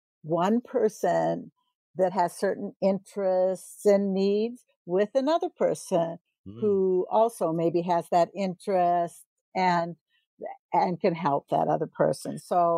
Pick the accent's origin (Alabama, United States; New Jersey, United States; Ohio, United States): Ohio, United States; born there; Well, I was born in Ohio, but I've lived all over the U.S.